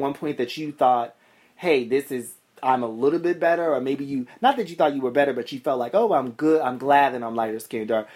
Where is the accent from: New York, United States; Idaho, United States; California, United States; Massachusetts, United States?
Massachusetts, United States; Boston; I grew up in Boston. So my experience is very much Boston